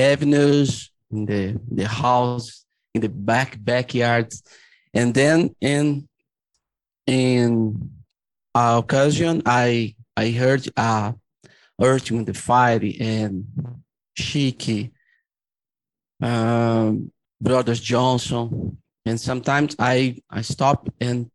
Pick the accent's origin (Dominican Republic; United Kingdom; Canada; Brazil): Brazil; São Paulo; I grew up in Brazil, suburban São Paulo, Brazil